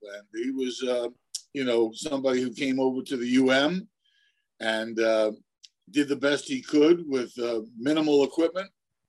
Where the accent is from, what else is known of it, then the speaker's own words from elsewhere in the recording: New York City, New York, United States; moved away as an adult; also born or lived in Miami; I came from Brooklyn, New York, and I was the basketball team manager at Franklin Delano Roosevelt High School in Brooklyn, New York.